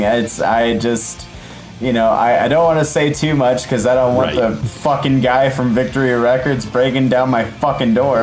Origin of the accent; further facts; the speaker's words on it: Midwest, United States; I'm from the Midwest